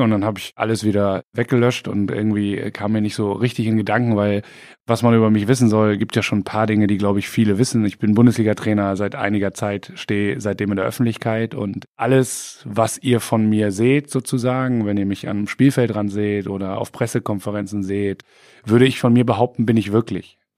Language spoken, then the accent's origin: German; Bremen, Germany; Aber im Bürgerpark trifft man sich als Bremer.